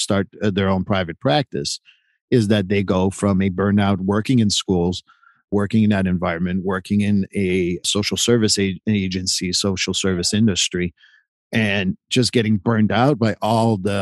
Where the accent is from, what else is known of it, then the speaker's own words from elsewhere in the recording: United States; I am a white male in the United States and I'm an American